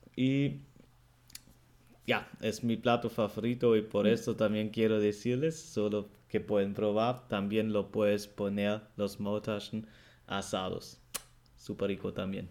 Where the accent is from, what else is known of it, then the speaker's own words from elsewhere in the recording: Germany; el alemán